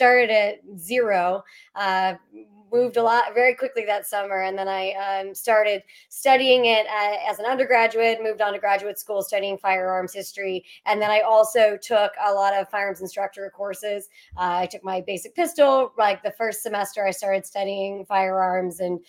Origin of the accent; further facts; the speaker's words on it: Pittsburgh, Pennsylvania, United States; I'm from Pennsylvania, from Pittsburgh